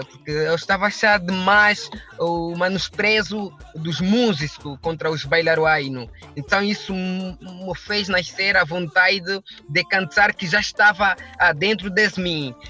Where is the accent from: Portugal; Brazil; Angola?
Angola; Eu sou um cidadão de nacionalidade angolena